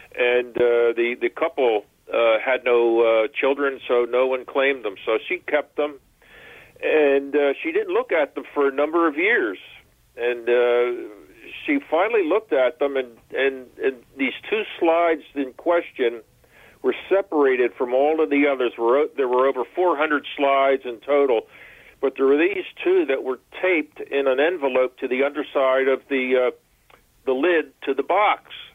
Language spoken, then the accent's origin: English; Philadelphia, Pennsylvania, United States; I'm a city fellow, uh, born and raised in Philadelphia